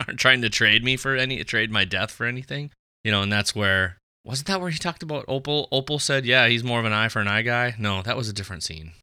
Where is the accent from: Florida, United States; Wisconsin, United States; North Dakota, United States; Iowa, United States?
North Dakota, United States; Fargo; We are both from Fargo